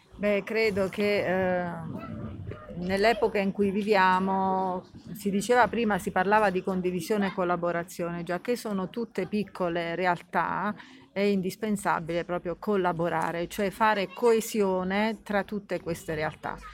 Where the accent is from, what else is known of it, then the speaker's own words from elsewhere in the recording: Muro Lucano, Basilicata, Italy; moved away as an adult; now in Tito, Italy; Io sono di Muro Lucano eh, però vivo a Tito da, da poco tempo